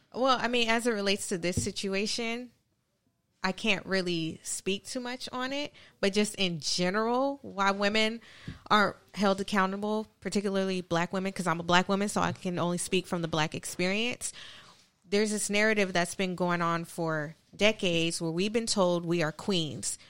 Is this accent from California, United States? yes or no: yes; California, United States; moved away; I'm originally from California